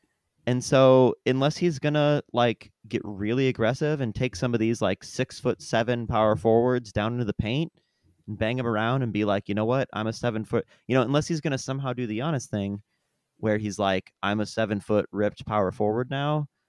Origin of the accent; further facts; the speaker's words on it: Iowa, United States; I'm from Northern Iowa, so Minneapolis, Minnesota is not very far away.